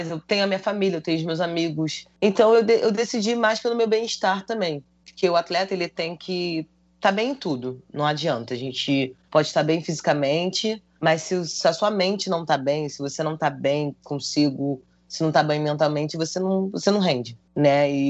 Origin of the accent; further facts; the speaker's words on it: Rio de Janeiro, Brazil; Ela mora em tá Padre Miguel. Foi, quando eu, foi onde eu cresci.